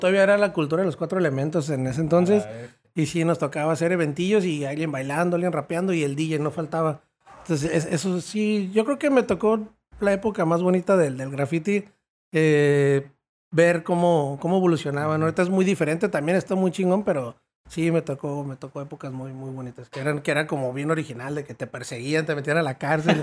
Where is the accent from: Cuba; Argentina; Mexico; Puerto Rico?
Mexico; Tijuana, Baja California; also born or lived in United States; ahí me tocó estar hasta la secundaria aquí en Tijuana. Y luego ya me fui a la high school al otro lado.